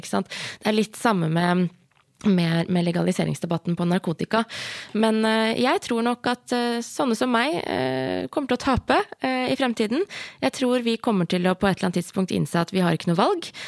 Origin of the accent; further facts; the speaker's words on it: Hedmark, Innlandet, Norway; Jeg er jo fra Hedmark.